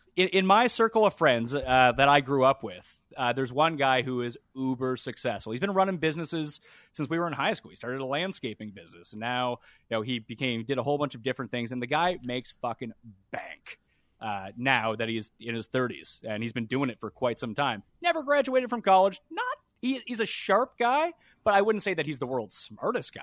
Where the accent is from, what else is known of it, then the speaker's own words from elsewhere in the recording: Canada; I'm from a university city, so there's, like, seven colleges